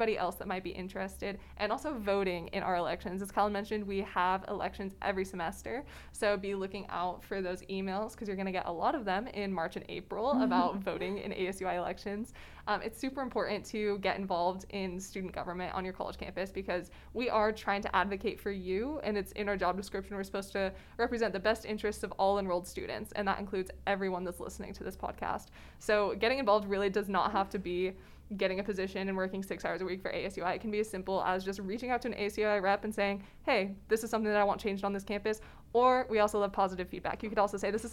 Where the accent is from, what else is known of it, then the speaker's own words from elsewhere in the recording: Kuna, Idaho, United States; moved away as an adult; coming from CUNA, Idaho, there was not much diversity of thought or diversity of any kind really in my hometown